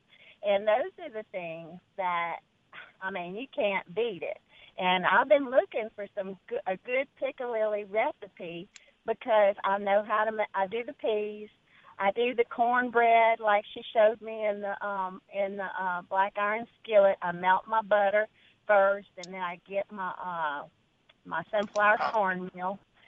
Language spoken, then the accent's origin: English; New Iberia, Louisiana, United States; moved away; I'm originally from New Iberia, Louisiana